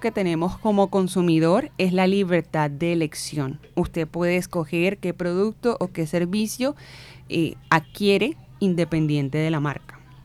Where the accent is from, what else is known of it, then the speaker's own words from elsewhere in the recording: Barranquilla, Atlántico, Colombia; Carnavalera, barranquillera, crecida en criada en barrio acá del suroccidente